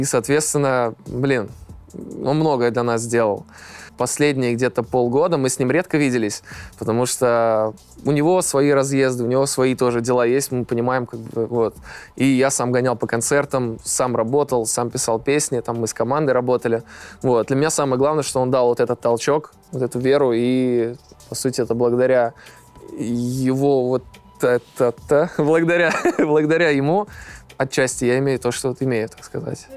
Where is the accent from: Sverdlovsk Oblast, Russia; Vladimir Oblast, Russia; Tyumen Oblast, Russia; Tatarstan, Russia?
Tatarstan, Russia; Almetyevsk; Сам я родом из Альметьевска